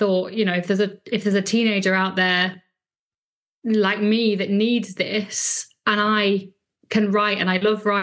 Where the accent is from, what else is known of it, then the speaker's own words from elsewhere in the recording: Lancashire, North West England, United Kingdom; I grew up in Lancashire